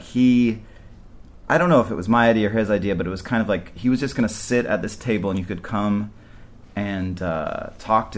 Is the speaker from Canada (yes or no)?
yes; Vancouver Island, British Columbia, Canada; also born or lived in Montreal / New York; now in Los Angeles, United States; I grew up on Vancouver Island